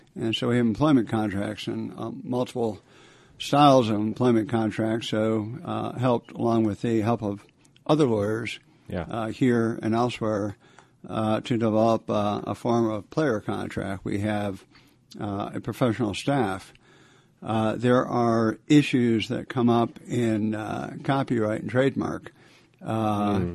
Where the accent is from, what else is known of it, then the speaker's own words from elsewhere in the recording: Buffalo, New York, United States; moved away as an adult; also born or lived in Canada / Washington D.C.; I was born in Canada. My family uh, grew up in uh, Buffalo, New York. Uh, since some, so many people have left Buffalo, it's a great place to be from.